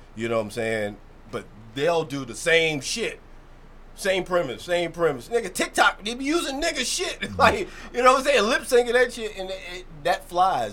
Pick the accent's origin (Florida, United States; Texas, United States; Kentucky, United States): Kentucky, United States; Louisville; moved away as an adult; now in Baltimore, United States; I'm from Kentucky. I'm from Louisville